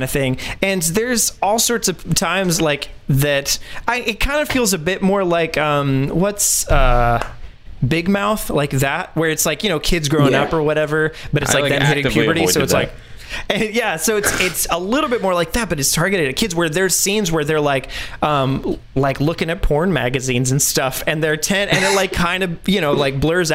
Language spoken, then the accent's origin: English; France; moved away; growing up in France, I didn't realize that like so much of what I said was swear words